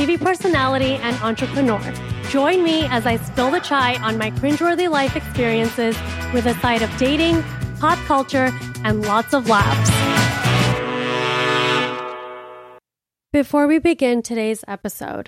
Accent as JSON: {"language": "English", "town": "Miami", "region": "Florida", "country": "United States", "moved": "yes", "lives_now": "New York City, United States", "said": "I'm from Miami"}